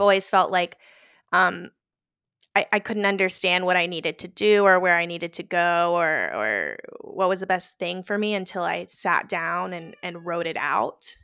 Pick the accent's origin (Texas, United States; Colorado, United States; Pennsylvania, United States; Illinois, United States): Texas, United States; Houston; moved away as an adult; also born or lived in New York; now in New Jersey, United States; I was born in Houston